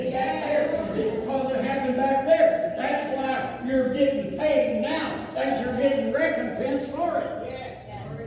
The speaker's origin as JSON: {"language": "English", "region": "the South", "country": "United States", "said": "I'm from the South."}